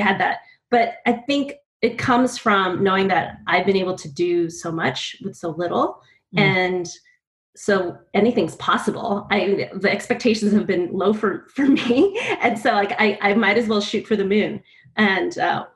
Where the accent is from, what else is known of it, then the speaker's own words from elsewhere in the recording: California, United States; moved away as an adult; I'm from California